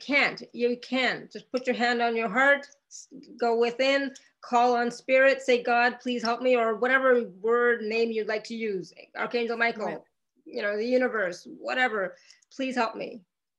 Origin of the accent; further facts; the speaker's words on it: India; Like I'm Indian, I'm Hindu. And so for us, our body and our home is our temple.